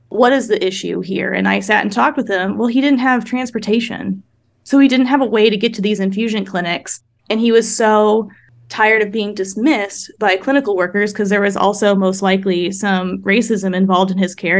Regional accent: Midwest, United States; I grew up in the Midwest

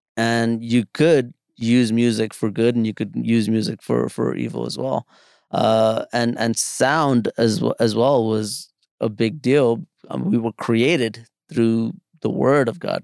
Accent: New York City, New York, United States; also born or lived in India; back in the Bronx where I grew up.

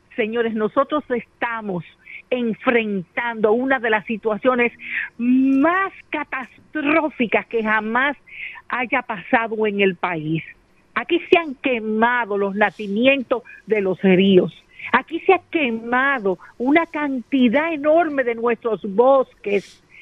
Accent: Dominican Republic

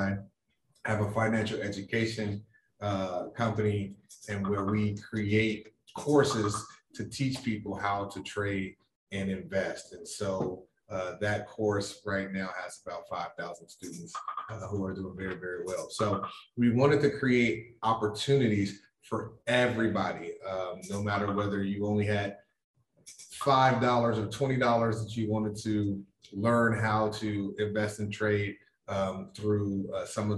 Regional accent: Chicago, Illinois, United States; moved away as an adult; also born or lived in New York; I am originally from Chicago

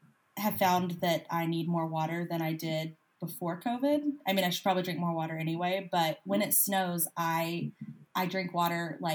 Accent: Mississippi, United States; now in Denver, United States; I'm from Mississippi originally.

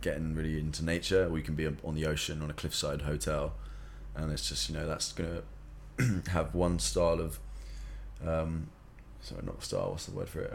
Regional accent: South East England, United Kingdom; moved away as an adult; also born or lived in London; now in Bali, Indonesia; I'm from England, South England, so nearer to London.

